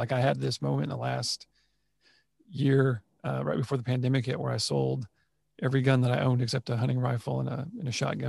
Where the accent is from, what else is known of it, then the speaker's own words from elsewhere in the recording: Texas, United States; growing up in Texas, being in the military